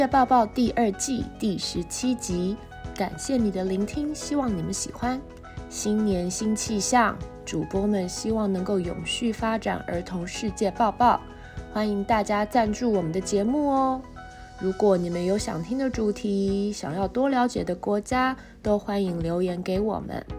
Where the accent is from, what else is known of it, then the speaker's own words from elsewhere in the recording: Taiwan; 身为台湾人，在日本的街头逛街时，还是很自豪的。